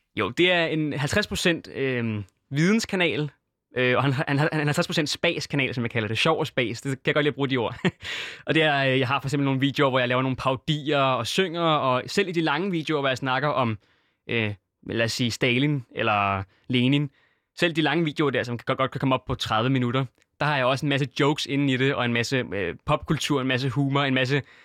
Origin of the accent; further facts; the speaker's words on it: Syria; i Syrien, hvor jeg er fra